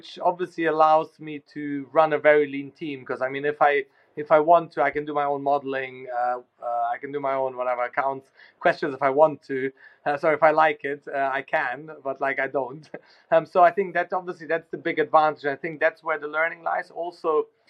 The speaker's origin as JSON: {"language": "English", "country": "Germany", "tie": "born or raised there", "moved": "yes", "lives_now": "London, United Kingdom", "said": "I grew up in Germany"}